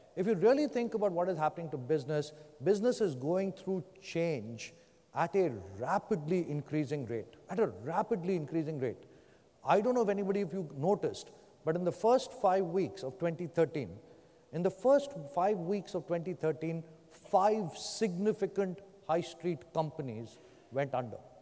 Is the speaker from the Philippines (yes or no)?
no; India; moved away; I grew up in India.